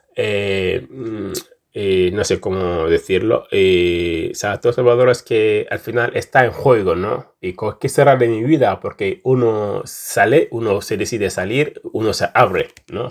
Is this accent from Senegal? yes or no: yes; Senegal; moved away as an adult; also born or lived in Casamance; now in Bilbao, Spain; luego con 24 años salí de Senegal. Entonces, como 10 años más o menos fuera de casa